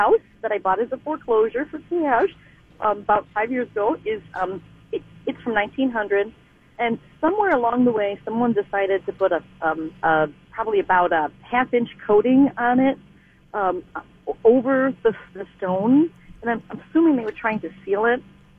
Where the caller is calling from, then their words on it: St. Paul, Minnesota, United States; St. Paul, Minnesota.